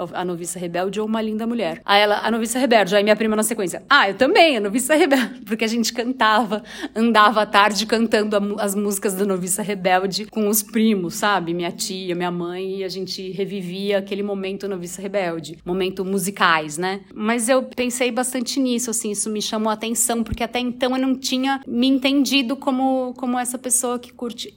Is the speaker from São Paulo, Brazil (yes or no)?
yes; Osvaldo Cruz, São Paulo, Brazil; em Oswaldo Cruz, que é a minha cidade natal